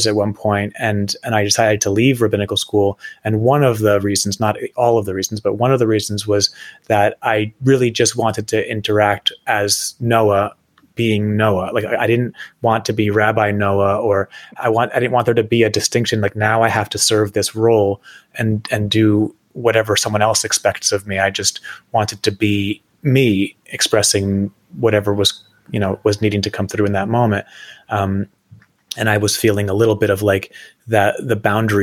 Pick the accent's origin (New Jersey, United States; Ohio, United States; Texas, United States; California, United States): New Jersey, United States; I grew up in New Jersey.